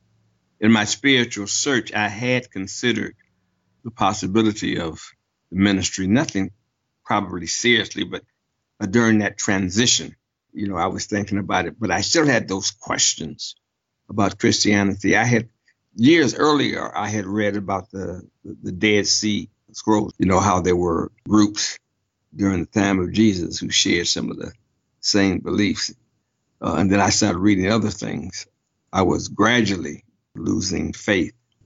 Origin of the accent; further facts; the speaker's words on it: Detroit, Michigan, United States; I grew up in Detroit, Michigan, and I was a member of the Friendship Baptist Church in my neighborhood